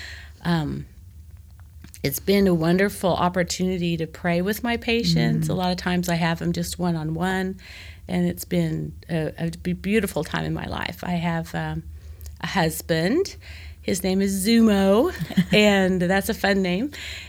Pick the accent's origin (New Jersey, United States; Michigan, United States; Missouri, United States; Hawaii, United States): Missouri, United States; Joplin; I'm from the Midwest. I'm from Joplin, Missouri. I'm from, you know, the Corn Belt.